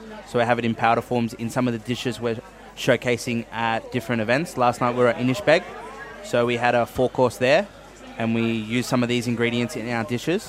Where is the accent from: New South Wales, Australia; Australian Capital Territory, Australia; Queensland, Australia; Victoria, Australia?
New South Wales, Australia; Blue Mountains; And over time we've moved up over the Blue Mountains where we grew up in the Darug Nation.